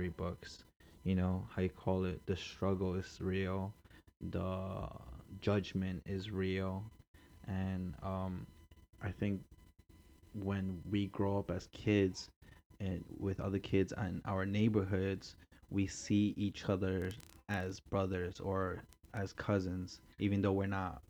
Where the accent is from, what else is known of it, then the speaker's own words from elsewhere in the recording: New York City, New York, United States; I grew up in Queens, you know, it's a normal thing over here